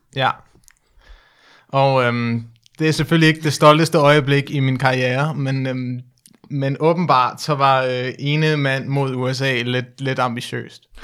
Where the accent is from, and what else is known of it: Denmark; also born or lived in United States